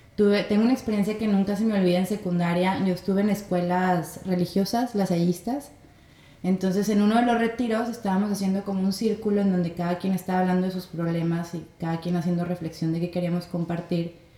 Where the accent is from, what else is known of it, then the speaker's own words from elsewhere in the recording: Torreón, Coahuila, Mexico; moved away as an adult; also born or lived in Lerdo, Durango / Gómez Palacio, Durango; now in Mazatlán, Mexico; Nací y viví en Torreón, mi papá es de Lerdo, entonces viví en Lerdo, y luego en Gómez Palacio y luego después en Torreón